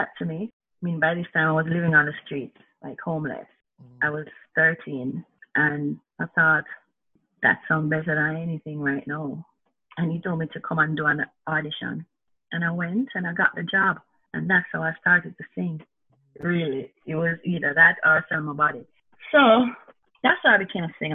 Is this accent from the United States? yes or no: no; Spanish Town, Saint Catherine, Jamaica; growing up in Spanish Town